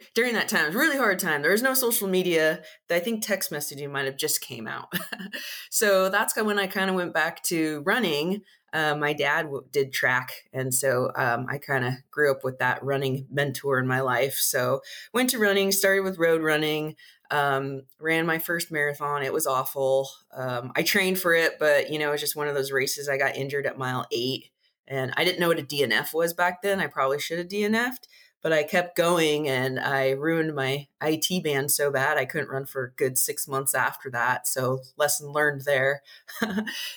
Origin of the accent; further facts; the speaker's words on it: San Diego, California, United States; also born or lived in Oceanside, California; I grew up in San Diego